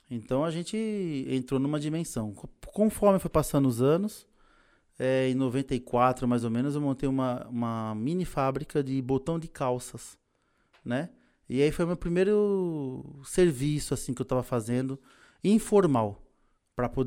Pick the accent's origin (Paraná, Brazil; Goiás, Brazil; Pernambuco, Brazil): Pernambuco, Brazil; now in São Paulo, Brazil; É, em 1993 eu cheguei aqui em São Paulo, eu vim de Pernambuco por N motivos, né?